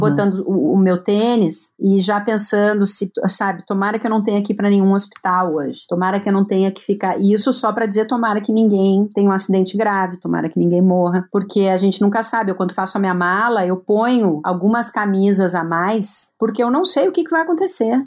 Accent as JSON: {"language": "Portuguese", "country": "Brazil", "said": "eu que sou brasileira"}